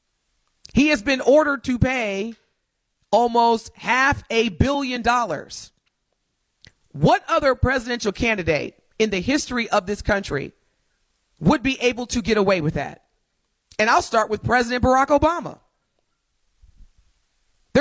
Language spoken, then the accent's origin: English; United States; as an American